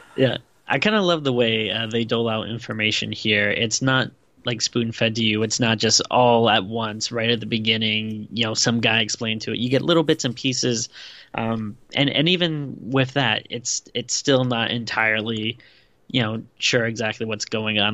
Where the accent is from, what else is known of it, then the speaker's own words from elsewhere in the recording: Rhode Island, United States; also born or lived in Western Pennsylvania (Latrobe); I lived in Rhode Island most of my life, but I, I was born in Western Pennsylvania